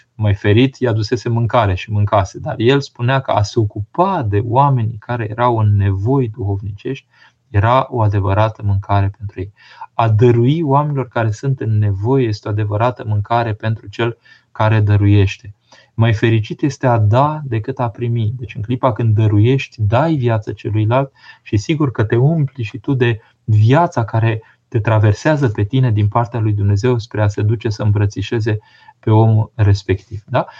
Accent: Romania; când eram mic în România comunistă

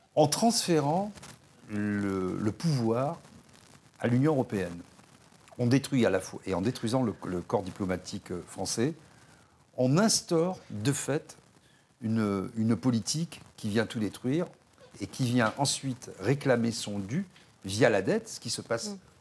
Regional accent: France; En tant que Français

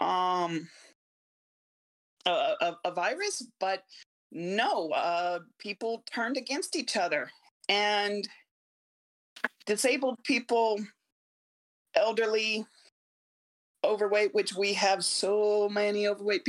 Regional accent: United States; I'm American, very much American

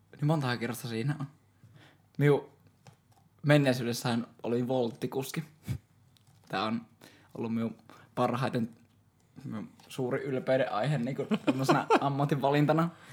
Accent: Joensuu, North Karelia, Finland; mä oon Joensuusta

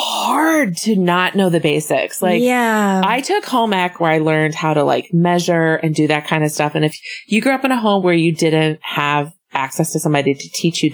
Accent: Midwest, United States; I'm from the Midwest.

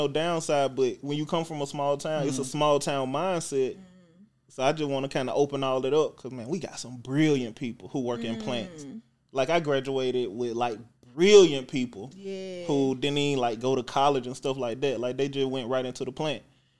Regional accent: Lynette, Alabama, United States; born or raised there; moved away; also born or lived in Atlanta

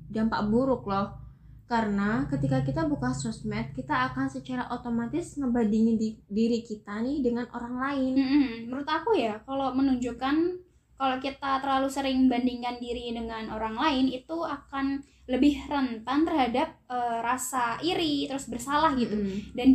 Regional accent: Sragen, Central Java, Indonesia; dari Seragen ya salam kenal uh, kan aku dari Seragen terus dapat temen dari Ngawi gitu dan Ngawinya tuh deketan gitu

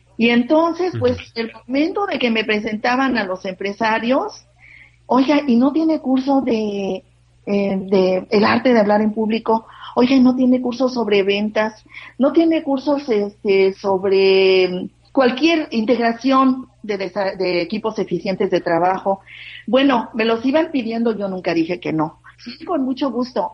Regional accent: Mexico; also born or lived in Rosarito, Baja California; en este momento me encuentro en mi país, en México.

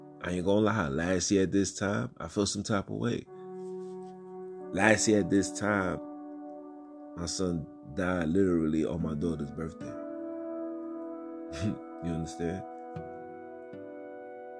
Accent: New York City, New York, United States; I'm from Brooklyn

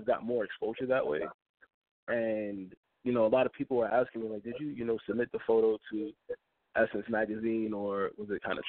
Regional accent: New York City, New York, United States; I am hailing from the Bronx, New York, born and raised

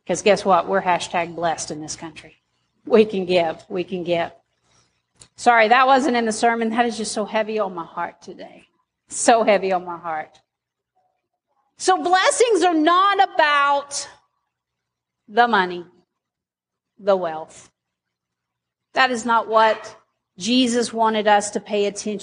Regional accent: Arkansas, United States; I'm an Arkansan.

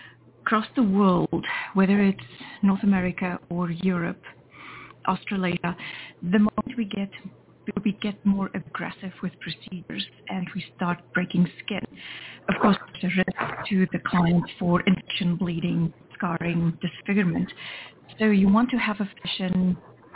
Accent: Namibia; moved away as an adult; also born or lived in South Africa; I was born in Namibia, which is the country just north of the Republic of South Africa.

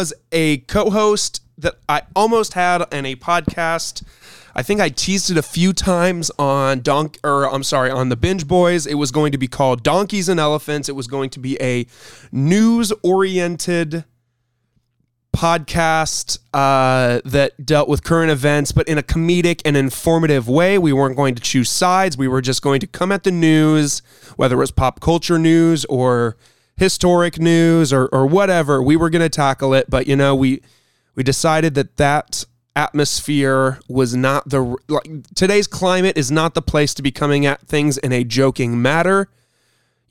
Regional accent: Illinois, United States; I was born in Illinois

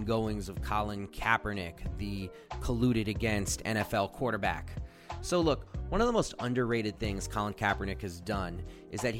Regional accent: Washington, District of Columbia, United States; came to D.C., my hometown here

